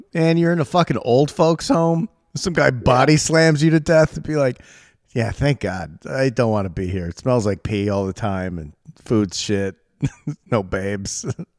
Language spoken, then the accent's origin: English; New York, United States; I'm a New Yorker! What do you want from me?